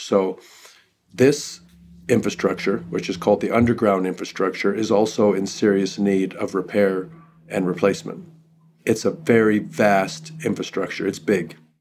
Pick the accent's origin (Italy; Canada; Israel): Canada; northern British Columbia; now in United States; I'm Canadian, I grew up in northern British Columbia